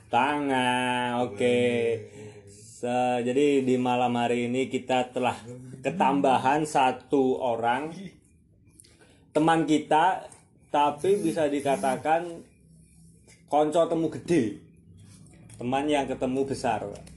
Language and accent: Indonesian; Surakarta, Central Java, Indonesia; sebagai manusia pribumi yang tumbuh kembang dewasa di tanah ini, di Jawa Tengah. Jawa Tengah, khususnya Solo